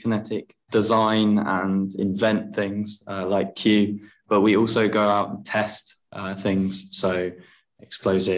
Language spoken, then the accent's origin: English; Farnborough, South East England, United Kingdom; I'm literally next door to headquarters of Kinetic in Farnborough. So it's something that I've driven past a lot as a teenager